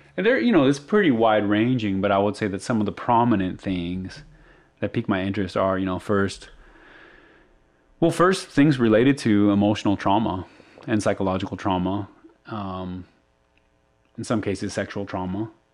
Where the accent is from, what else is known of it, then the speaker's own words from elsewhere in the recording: Arizona, United States; I'm from Arizona